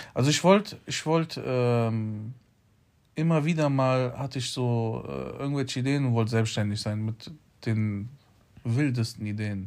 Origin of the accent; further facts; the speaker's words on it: Poland; ich bin Pole